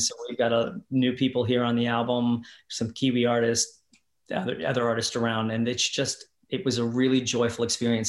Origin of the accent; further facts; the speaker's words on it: across the river from Louisville, Indiana, United States; moved away as an adult; also born or lived in Los Angeles, United States; now in New Zealand; I grew up on a farm outside. So I always say I'm from Louisville